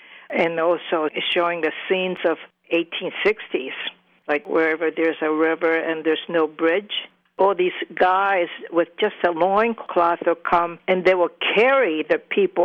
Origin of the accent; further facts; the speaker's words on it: Kyushu, Japan; moved away; since I'm from Kyushu